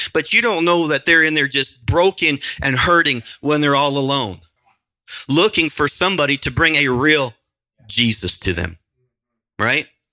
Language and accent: English; Nebraska, United States; I grew up in Nebraska